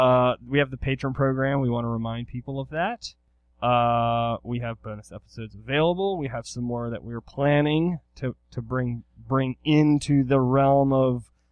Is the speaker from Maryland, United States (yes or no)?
yes; Eastern Shore, Maryland, United States; I grew up on the Eastern Shore